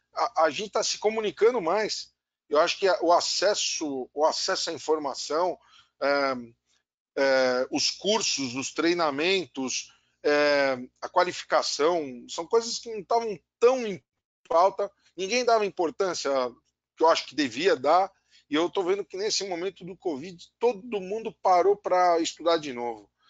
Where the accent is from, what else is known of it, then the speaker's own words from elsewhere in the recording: Brazil; also born or lived in São Paulo / Rio de Janeiro; como brasileiro